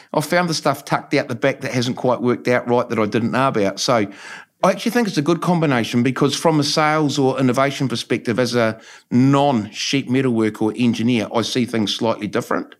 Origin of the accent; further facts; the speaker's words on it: New Plymouth, Taranaki, New Zealand; Yep, born and bred on Frankley Road, actually, so haven't moved too far.